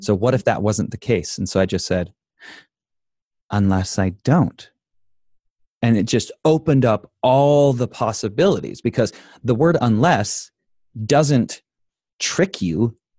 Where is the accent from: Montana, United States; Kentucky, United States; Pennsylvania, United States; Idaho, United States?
Idaho, United States; I grew up in Idaho.